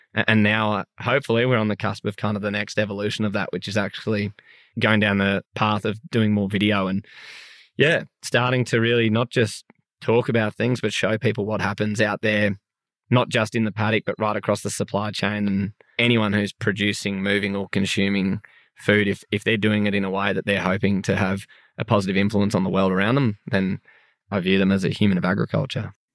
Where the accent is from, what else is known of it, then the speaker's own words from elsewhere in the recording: Sydney, New South Wales, Australia; I'm from Sydney